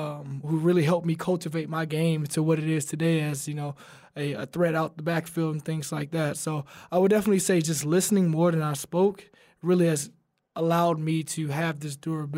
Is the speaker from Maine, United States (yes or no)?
no; Alabama, United States; You know, and he's another Alabama guy. We're both from Alabama, so I got to tip my hat to him.